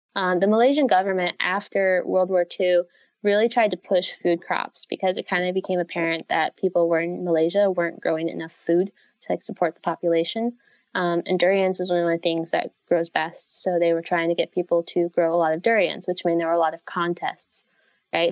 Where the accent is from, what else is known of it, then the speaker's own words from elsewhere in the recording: United States; moved away; I am originally from the United States